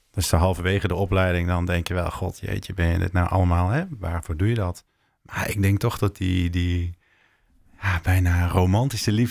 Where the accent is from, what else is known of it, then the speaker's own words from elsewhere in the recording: Limburg, Netherlands; now in Utrecht, Netherlands; In Limburg vinden ze me nu een Hollander en een verrader.